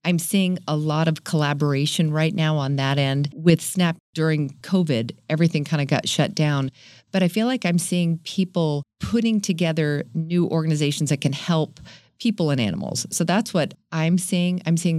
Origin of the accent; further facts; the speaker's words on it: San Diego, California, United States; Nope. I was born in Northern California. Came here when I was 10, though. So I'm going to call myself a kind of a native.